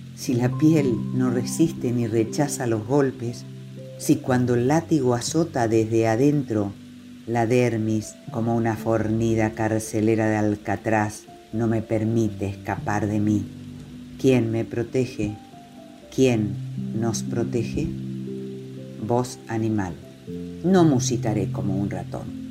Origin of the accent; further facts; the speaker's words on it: Chaco, Argentina; moved away; also born or lived in shores of the Paraná; nacida y criada en el Chaco y habito las orillas del Paraná.